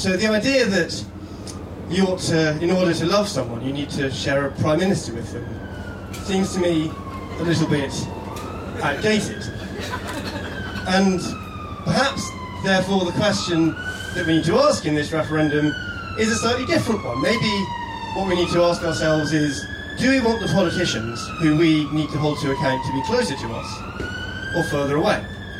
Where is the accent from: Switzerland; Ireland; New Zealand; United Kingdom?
United Kingdom; Scotland; now in Oxford, United Kingdom; You wouldn't guess my accent, but I'm Scottish and I live in Oxford, which these days is basically a suburb of London, so I think that counts.